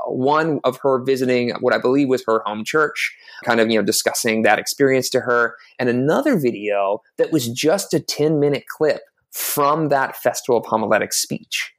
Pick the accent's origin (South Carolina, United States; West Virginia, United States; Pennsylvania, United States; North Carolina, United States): South Carolina, United States; i grew up in the American Southeast. I'm originally from South Carolina